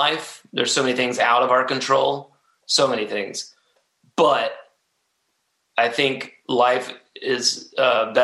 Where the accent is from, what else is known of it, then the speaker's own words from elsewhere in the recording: Atlanta, Georgia, United States; I love my home state, and I love, you know, Atlanta. It's a great place to have been born and raised